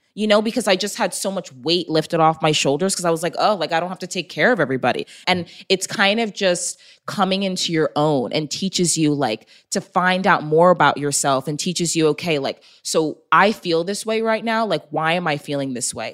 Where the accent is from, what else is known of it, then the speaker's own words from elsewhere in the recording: Long Island, New York, United States; moved away as an adult; also born or lived in Texas; I was born and raised in New York.